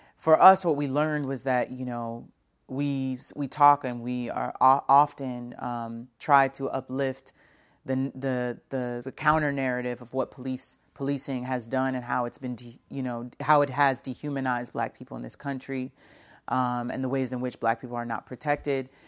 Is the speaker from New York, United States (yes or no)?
yes; Brooklyn, New York, United States; I'm originally from Brooklyn, New York